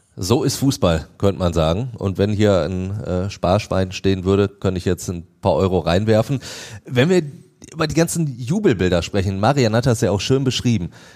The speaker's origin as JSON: {"language": "German", "country": "Germany", "said": "bei uns in Deutschland"}